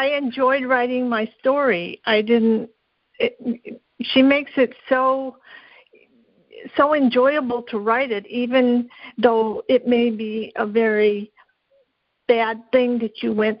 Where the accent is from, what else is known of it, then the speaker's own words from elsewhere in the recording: Kentucky, United States; I'm actually from Kentucky.